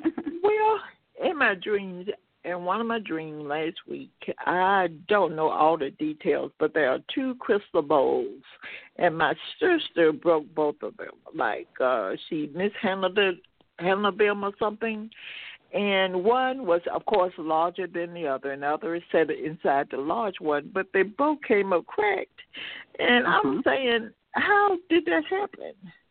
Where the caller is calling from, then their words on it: Tennessee, United States; Yes, I'm here, and I'm sorry, I'm from Tennessee.